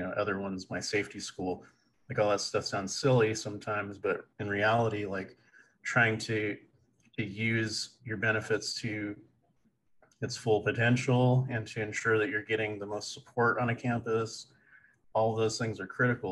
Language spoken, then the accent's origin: English; Stockton, California, United States; University Pacific in Stockton, California. That's my hometown